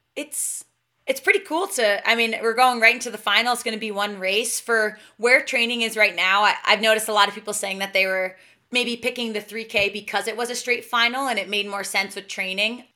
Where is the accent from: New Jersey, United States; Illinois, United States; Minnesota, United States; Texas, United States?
New Jersey, United States; now in Boulder, United States; my hometown in New Jersey